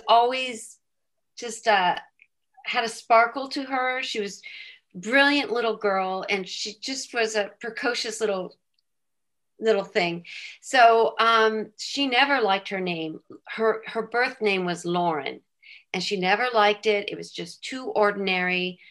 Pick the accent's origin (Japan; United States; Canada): United States; San Diego, California; moved away as an adult; also born or lived in Philadelphia; I'm from San Diego, California, and I married at age 25